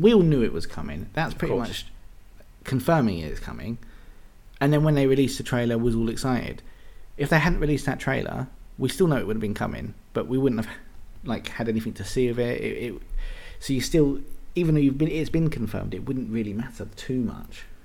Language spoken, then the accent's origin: English; England, United Kingdom; being English people